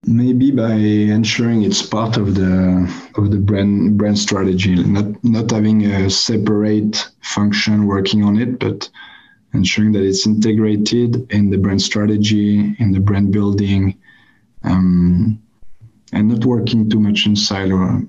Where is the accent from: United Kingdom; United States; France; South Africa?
France; I come from France